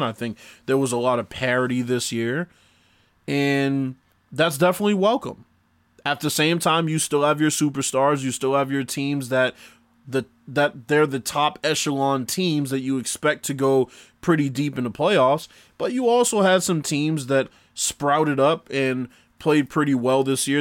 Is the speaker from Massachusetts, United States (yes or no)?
yes; Boston, Massachusetts, United States; I grew up in Boston, Massachusetts. I still live in Boston, Massachusetts